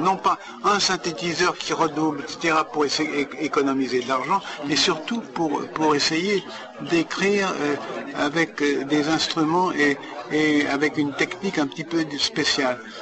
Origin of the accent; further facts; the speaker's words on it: France; moved away; en tant que Français